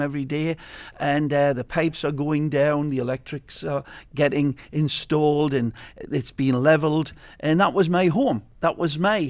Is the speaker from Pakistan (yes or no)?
no; Newcastle upon Tyne, North East England, United Kingdom; moved away as an adult; now in Fort Lauderdale, United States; Newcastle United in my, uh, my hometown, which I was always very proud proud of. I'm a proud Geordie